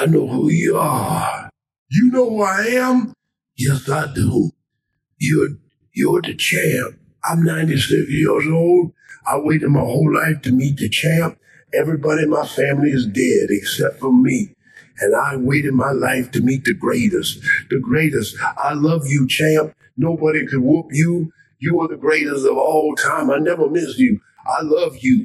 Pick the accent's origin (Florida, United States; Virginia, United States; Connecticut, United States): Florida, United States; Miami; moved away; I'm from Miami, Florida, originally